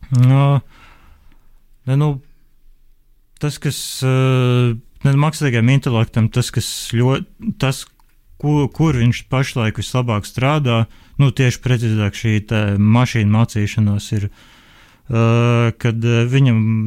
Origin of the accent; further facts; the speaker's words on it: Liepāja, Latvia; es pats esmu no Liepājas